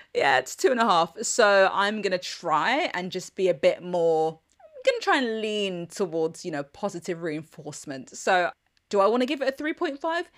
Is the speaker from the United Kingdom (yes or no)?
yes; London, United Kingdom; I'm a Londoner.